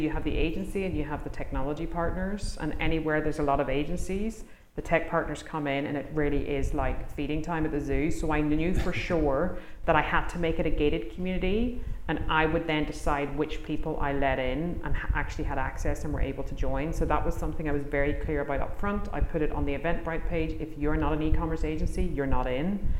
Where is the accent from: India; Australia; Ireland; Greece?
Ireland; I'm from Ireland